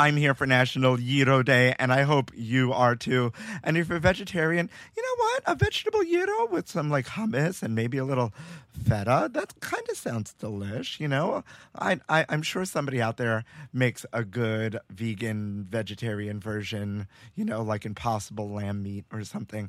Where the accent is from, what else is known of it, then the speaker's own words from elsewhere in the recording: New York City, New York, United States; growing up in Bay Ridge, there's a place called Placa Taverna on the corner of 86th Street and 4th Avenue.